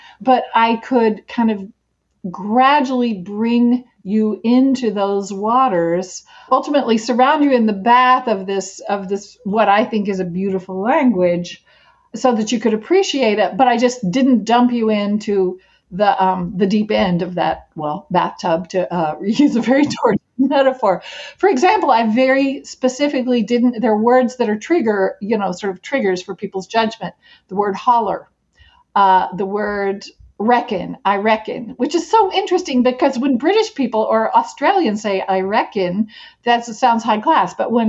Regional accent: Appalachia, United States; accent: Appalachian; moved away; This is my native language. I grew up listening to Appalachian talk, and what you're hearing from me right now isn't exactly Appalachian vernacular.

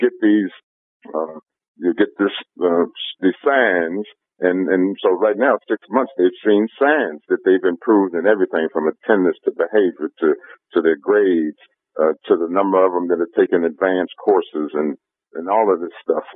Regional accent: Cleveland, Ohio, United States; now in Long Beach, United States; I'm from inner city Cleveland

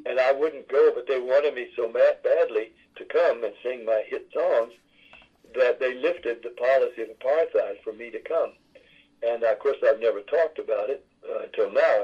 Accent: Nashville, Tennessee, United States; also born or lived in Jacksonville, Florida; I was born in Jacksonville, Florida. I was raised in Nashville, Tennessee. I'm a son of the South.

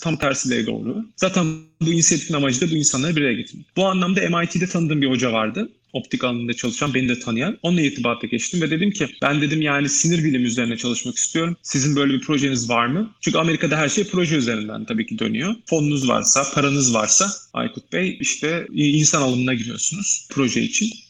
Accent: Ankara, Turkey; Ben Ankara'da doğdum, büyüdüm. Ee, Ankaralıyım

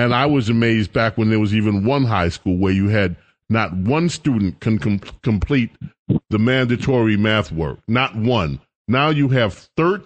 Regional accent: New York City, New York, United States; the neighborhood I grew up in. I grew up in St. Albans

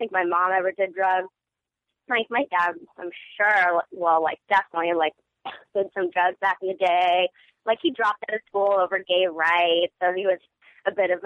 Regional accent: Orange County, Southern California, United States; growing up in Orange County

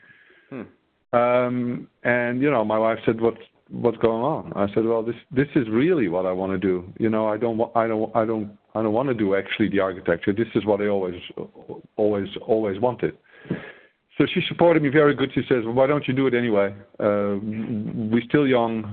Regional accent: northern Netherlands, Netherlands; I grew up in the Netherlands. In the north of the Netherlands

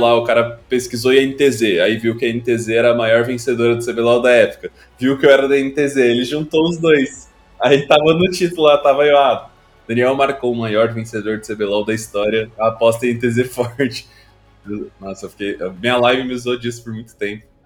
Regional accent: Rio Grande do Sul, Brazil; eu nasci e cresci no Rio Grande do Sul

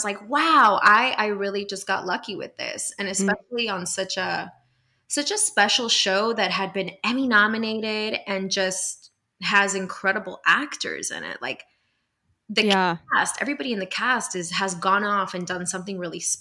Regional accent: Miami, Florida, United States; moved away as an adult; now in Los Angeles, United States; I'm originally from Miami, Florida

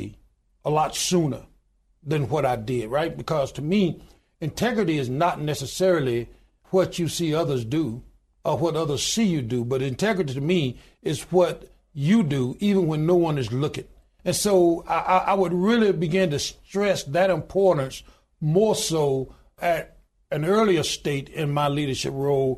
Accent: Goodwater, Alabama, United States; I was born in the Deep South. I was born in a little small town in Goodwater, Alabama, population 1,292 today

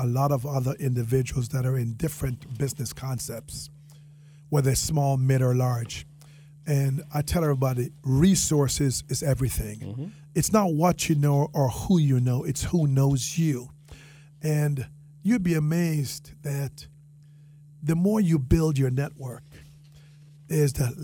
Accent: Jamaica; accent: Jamaican; now in Palm Beach County, United States; my Jamaican accent

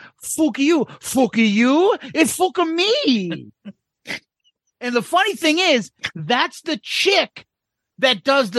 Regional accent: Dublin, Leinster, Ireland; accent: Dublin; It sounds like you're slagging my Dublin accent.

